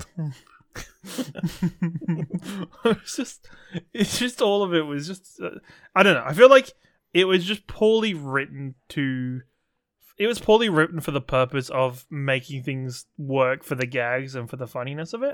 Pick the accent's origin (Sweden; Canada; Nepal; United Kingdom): United Kingdom; England; as an English person.